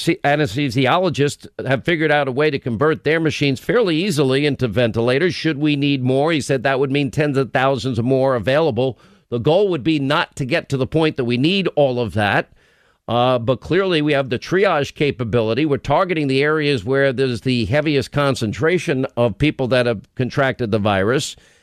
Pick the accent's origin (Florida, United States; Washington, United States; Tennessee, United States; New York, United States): New York, United States; I grew up in New York.